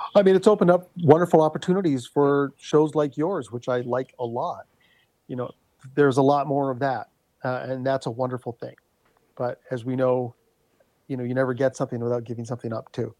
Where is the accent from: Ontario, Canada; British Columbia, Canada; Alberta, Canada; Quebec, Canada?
Ontario, Canada; Thunder Bay; a phrase that we grew up in Thunder Bay